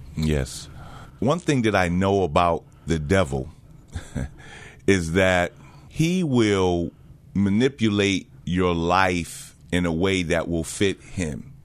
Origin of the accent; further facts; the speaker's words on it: New Jersey, United States; also born or lived in Jamaica / Connecticut; I'm originally from the island of Jamaica. Um, came here when I was about four years old, grew up in, uh, New Jersey